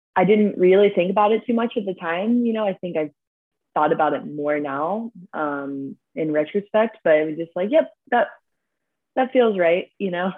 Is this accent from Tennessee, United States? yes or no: no; Columbus, Ohio, United States; I grew up in Columbus, Ohio